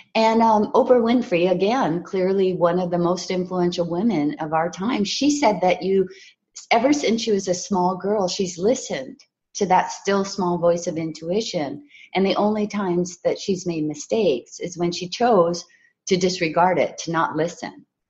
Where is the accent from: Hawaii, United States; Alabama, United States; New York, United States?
Hawaii, United States; I was raised in Hawaii